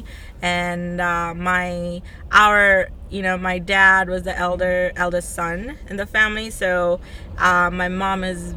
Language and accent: English; New York City, New York, United States; also born or lived in Bangladesh; I was born in Bangladesh in Southeast Asia, and I grew up in Queens